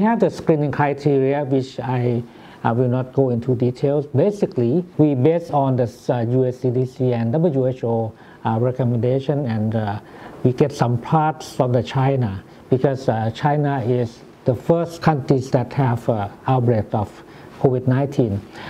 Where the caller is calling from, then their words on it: Thailand; good morning. I'm speaking from Thailand.